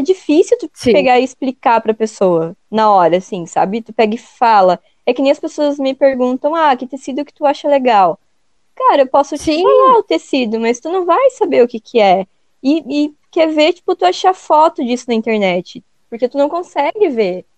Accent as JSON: {"language": "Portuguese", "town": "Joinville", "region": "Santa Catarina", "country": "Brazil", "said": "aqui, onde a gente mora, a gente, a gente é de Joinville, aqui de Santa Catarina"}